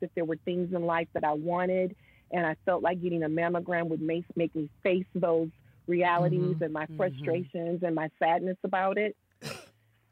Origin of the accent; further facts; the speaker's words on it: Michigan, United States; moved away as an adult; also born or lived in New York; relocate and come back to my hometown